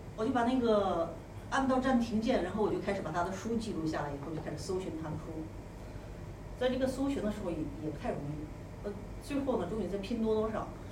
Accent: Xi'an, Shaanxi, China; 我和任勇，我们俩是来自同一个城市，就是古渡西安

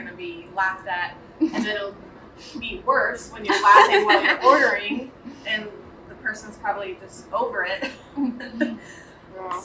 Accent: Illinois, United States; also born or lived in Fort Myers, Florida; now in Knoxville, United States; we are originally from Illinois

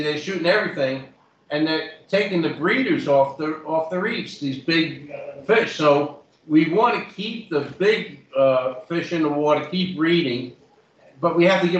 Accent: New York, United States; I'm from the Bronx, so I don't pronounce nothing right

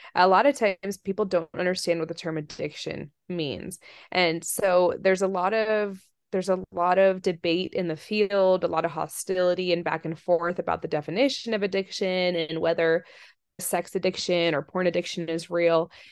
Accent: D.C. area, Virginia, United States; also born or lived in Russia; I grew up in the Virginia, D C area and in Russia. I came over here when I was, when I was little, born here, went to Russia 'cause my mom's Russian and didn't speak any English

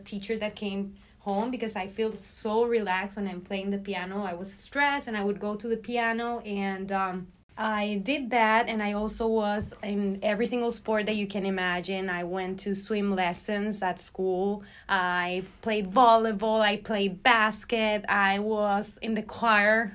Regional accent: Barquisimeto, Lara, Venezuela; moved away as an adult; now in United States; I graduated from med school in Venezuela, in my hometown Barquisimeto, back in 2018

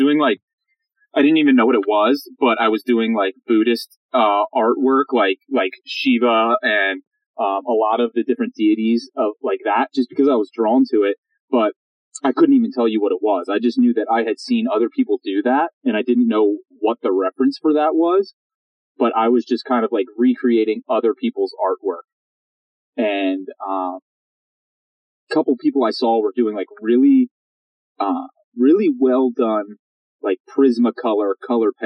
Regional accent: Pennsylvania, United States; now in San Francisco, United States; I'm from Pennsylvania, outside of Pennsylvania, Pennsylvania Dutch

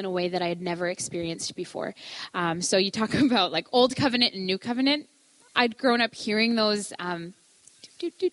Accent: Ontario, Canada; moved away as an adult; now in Fort Langley, Canada; I grew up in Ontario.

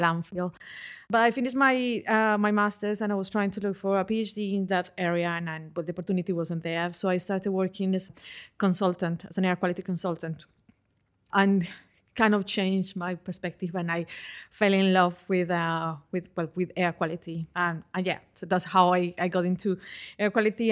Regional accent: Colombia; moved away as an adult; also born or lived in London, United Kingdom; now in United Kingdom; I did that back in my country. I'm originally from Colombia.

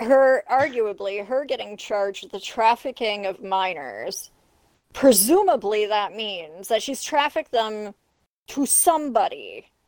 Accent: Canada; I'm not even American. I'm a Canadian. I live in a country

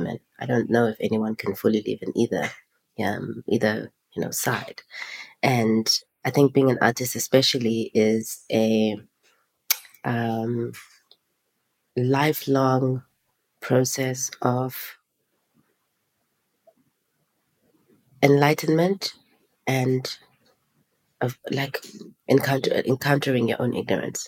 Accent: East London, Eastern Cape, South Africa; moved away as an adult; now in Johannesburg, South Africa; I grew up in East London and then I lived in Cape Town for 2 years. And then I came to Joburg in 2008.

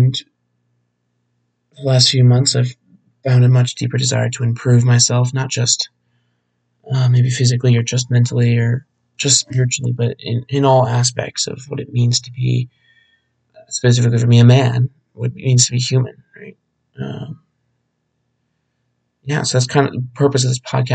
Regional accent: Phoenix, Arizona, United States; Born and raised in Arizona, specifically the Phoenix area

